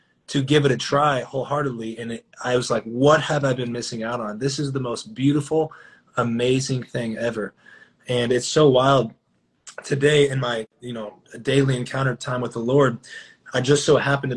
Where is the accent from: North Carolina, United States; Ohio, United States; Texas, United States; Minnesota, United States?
Texas, United States; Dallas; also born or lived in McKinney, Texas; I am born and raised in Dallas, Texas